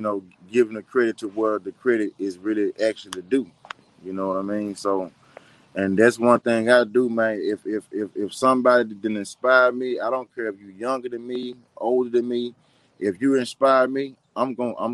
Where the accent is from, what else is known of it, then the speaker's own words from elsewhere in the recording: Memphis, Tennessee, United States; Growing up in Memphis